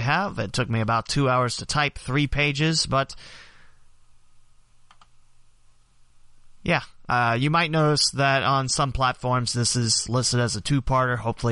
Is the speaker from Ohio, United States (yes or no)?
yes; West Alexandria, Ohio, United States; my hometown West Alexandria has 2%, meaning probably my parents